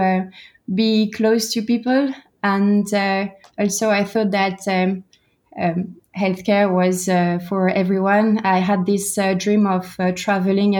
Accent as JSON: {"language": "English", "region": "Brittany", "country": "France", "also_born_or_lived": "United States / Singapore / United Kingdom", "moved": "yes", "said": "I am from Brittany. I'm French."}